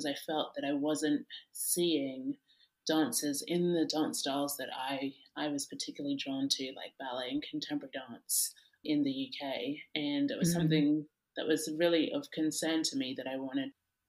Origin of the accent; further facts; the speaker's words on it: Australia; I grew up in Australia.